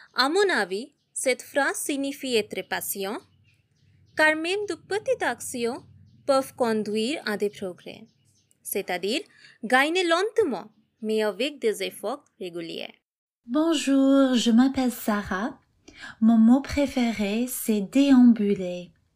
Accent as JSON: {"language": "French", "country": "Philippines", "second_language": "French", "moved": "yes", "lives_now": "Maldives", "said": "je viens des Philippines, mais euh, j'habite aux Maldives"}